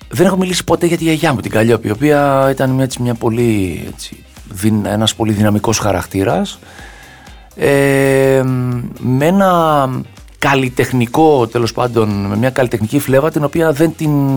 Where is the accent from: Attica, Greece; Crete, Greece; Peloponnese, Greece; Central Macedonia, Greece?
Attica, Greece; Agia Varvara; είμαι από την Αγία Βαρβάρα